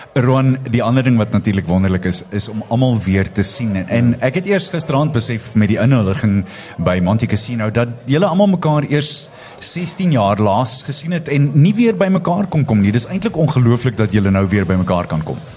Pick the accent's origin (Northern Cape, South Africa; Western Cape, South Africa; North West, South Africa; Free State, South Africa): Free State, South Africa; Ek is groot Vrystater